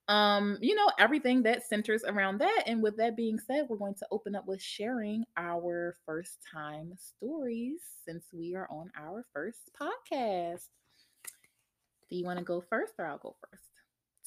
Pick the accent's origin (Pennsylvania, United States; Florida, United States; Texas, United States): Pennsylvania, United States; Philadelphia; I am from Philly